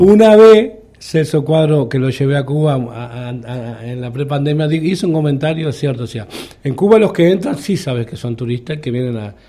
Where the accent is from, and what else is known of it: Uruguay